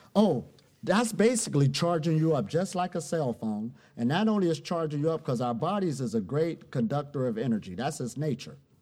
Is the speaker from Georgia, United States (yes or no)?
no; Ohio, United States; I'm originally from Ohio, USA.